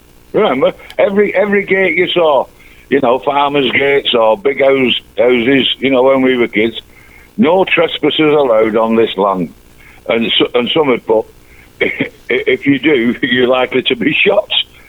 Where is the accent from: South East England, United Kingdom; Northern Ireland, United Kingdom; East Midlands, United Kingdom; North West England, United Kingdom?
North West England, United Kingdom; Manchester; And I said to you, I'm your lovable mank.